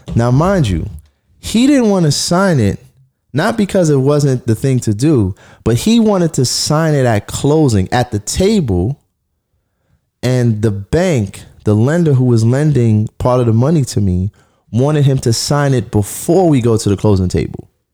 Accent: New York City, New York, United States; I'm a kid from Flatbush. I, I was sharing a, a two bedroom with my sister.

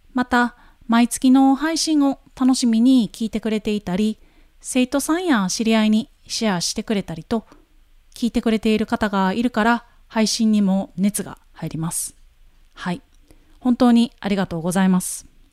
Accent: Wakayama, Japan; 自分が生まれ育った和歌山

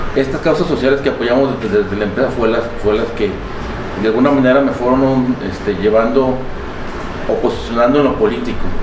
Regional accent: Tala, Jalisco, Mexico; also born or lived in El Arenal, Jalisco; soy originario de Tala. Sin embargo, toda mi vida ha estado partida entre Tala y el Arenal

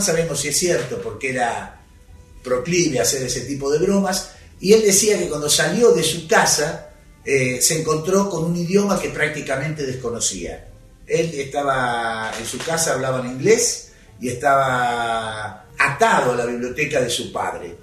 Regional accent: Argentina; los argentinos

